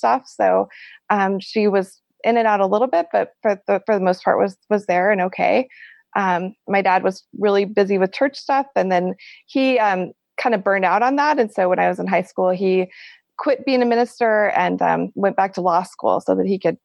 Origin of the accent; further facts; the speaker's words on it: Lincoln, Nebraska, United States; also born or lived in Texas / Palmyra, Nebraska; I grew up in Lincoln, Nebraska, which is a medium-sized city right in the Midwest, capital city